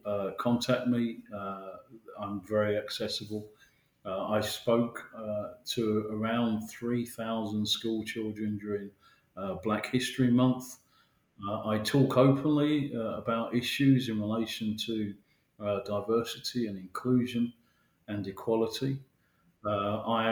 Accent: Mitcham, London, United Kingdom; I live in London and I'm you know, born and bred South London. I'm very proud of that. I'm from Mitcham

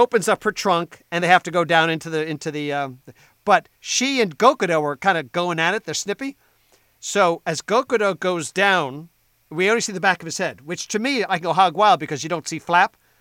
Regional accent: New Jersey, United States; I'm from New Jersey. Right now, I live on the t- on the northern tip of the Jersey Shore

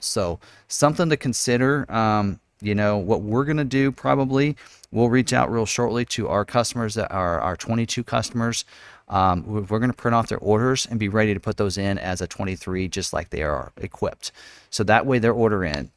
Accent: Lawrence, Kansas, United States; born and raised in Lawrence, Kansas, Jayhawk Country

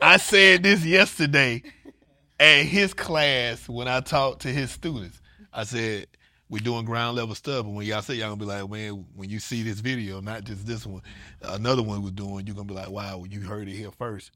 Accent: Atlanta, Georgia, United States; moved away; I'm from Atlanta

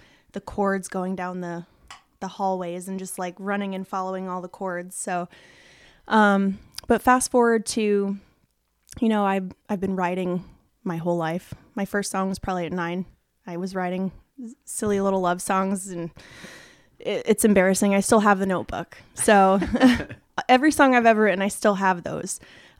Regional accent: Nashville, Tennessee, United States; born there; So I was born in Nashville, 1995.

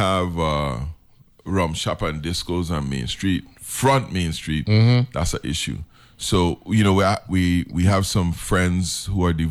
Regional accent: Savannah, St. Croix, U.S. Virgin Islands; I grew up in Savannah

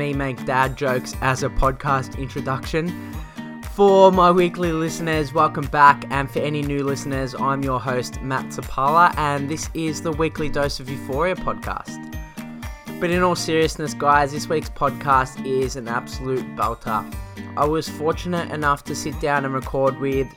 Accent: Australia; over here in Australia

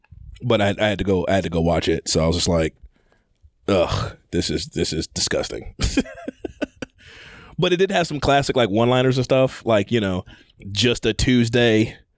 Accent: Atlanta, Georgia, United States; I'm from Atlanta, dog.

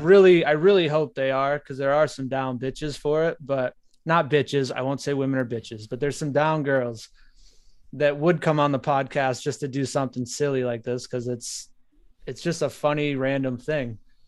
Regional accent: Nebraska, United States; So I'm from Nebraska, and what we like to do for fun in Nebraska is we like to go to the cornfields

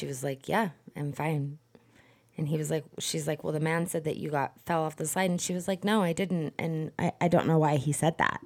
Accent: Southern Utah, United States; We are from Utah

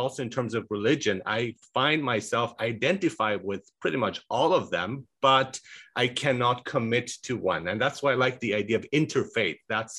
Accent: Canada; I'm a Canadian and I love Canadian culture

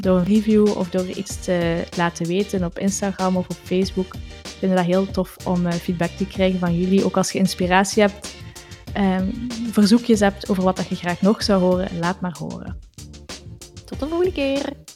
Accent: Flanders, Belgium; zeker als Vlamingen

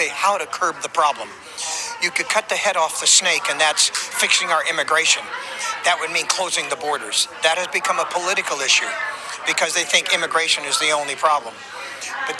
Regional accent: California, United States; also born or lived in Nevada; now in Nashville, United States; I'm originally from California, and I'm a farmer. raised on a sharecropper's farm there, spent 20 years in Nevada, and then moved on to Nashville, Tennessee

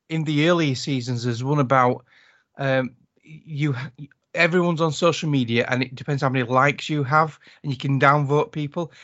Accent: United Kingdom; accent: British; my British accent

